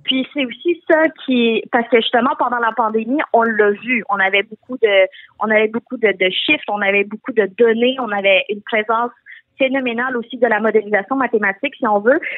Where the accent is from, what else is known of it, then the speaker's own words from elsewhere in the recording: Quebec, Canada; je suis née au Québec, mais euh, jusqu'à justement mon secondaire, le secondaire à 4 environ, je me suis jamais sentie québécoise ou d'ici